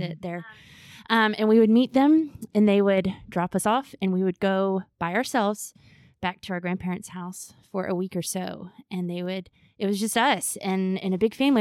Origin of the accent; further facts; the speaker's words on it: Augusta, Georgia, United States; I grew up here in Augusta at First Pres